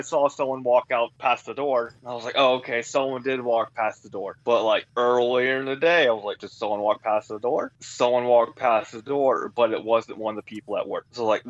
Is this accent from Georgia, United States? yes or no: yes; Georgia, United States; And from growing up in Georgia, learning about the Civil War, absolutely loving history